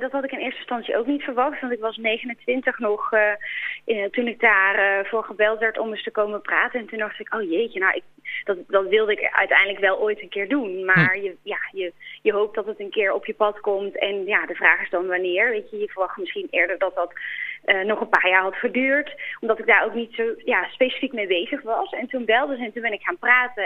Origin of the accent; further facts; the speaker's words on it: Boxmeer, North Brabant, Netherlands; moved away as an adult; also born or lived in Breda; Geboren en getogen. Tot mijn achttiende heb ik daar gewoond.